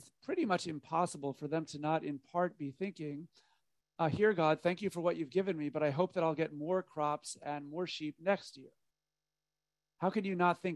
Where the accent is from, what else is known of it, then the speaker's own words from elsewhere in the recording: United States; being an American